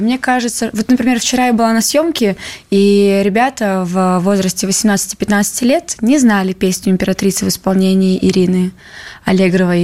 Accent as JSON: {"language": "Russian", "region": "Moscow", "country": "Russia", "tie": "born or raised there", "also_born_or_lived": "Petropavlovsk-Kamchatsky, Kamchatka", "said": "я переехала с Камчатки, когда мне было 8 лет. И всю свою осознанную полноценную жизнь я живу в Москве"}